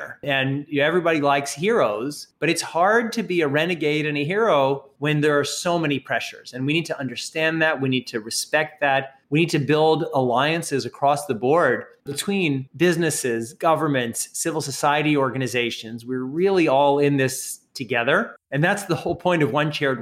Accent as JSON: {"language": "English", "country": "United States", "said": "America, my home country"}